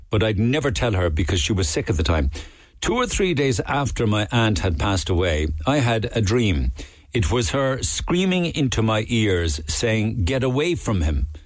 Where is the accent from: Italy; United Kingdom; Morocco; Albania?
Albania; English is a second language; moved away as an adult; now in Cork, Ireland; I'm Albanian origin